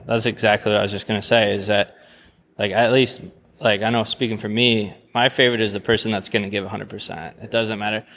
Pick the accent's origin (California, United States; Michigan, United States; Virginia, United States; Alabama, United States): Michigan, United States; Jackson County; I'm from Jackson County.